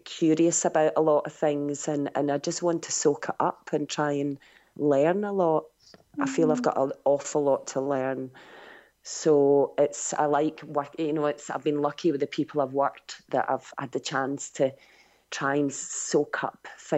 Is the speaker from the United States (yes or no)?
no; Scotland, United Kingdom; growing up in Scotland